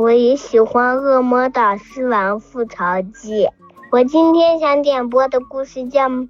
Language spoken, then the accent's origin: Chinese; Rizhao, Shandong, China; 我今年六岁了，我来自山东省日照市，